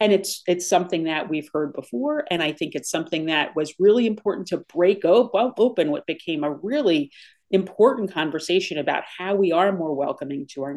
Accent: United States; as American Catholics

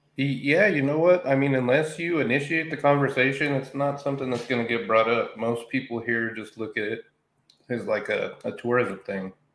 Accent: Roswell, New Mexico, United States; born and raised in Roswell, New Mexico

